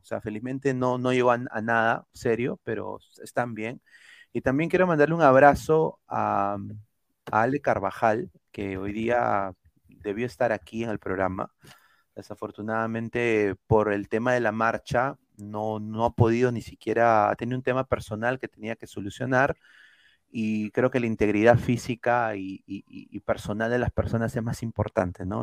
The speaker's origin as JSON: {"language": "Spanish", "country": "Peru"}